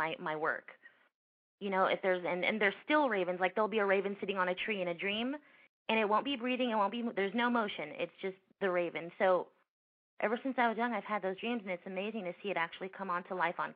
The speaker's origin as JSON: {"language": "English", "town": "Los Angeles", "region": "California", "country": "United States", "tie": "born or raised there", "lives_now": "Orange County, United States", "said": "I grew up in the San Fernando Valley, which is a little bit away from Los Angeles. I'm in Orange County now"}